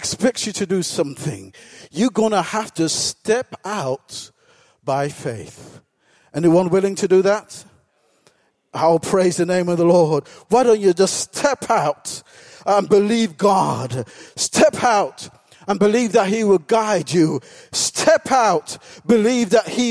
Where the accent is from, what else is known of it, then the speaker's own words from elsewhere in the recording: England, United Kingdom; I was born in this country